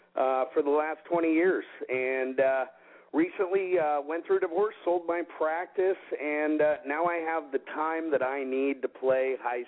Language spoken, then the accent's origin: English; Seattle, Washington, United States; now in Palm Springs, United States; I'm originally from Seattle. I live full-time currently in Palm Springs.